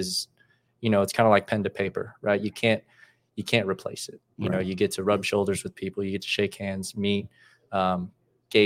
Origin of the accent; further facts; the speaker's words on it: Dallas, Texas, United States; I'm from Dallas, Texas, born and raised, played club ball there for Solar Soccer Club